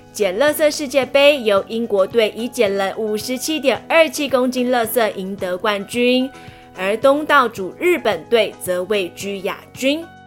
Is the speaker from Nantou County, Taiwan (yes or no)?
no; Majia, Pingtung County, Taiwan; 我来自屏东县马家乡北叶村，我是台湾族，我的村庄有原住民文化园区，那里有台湾族最有名的石板屋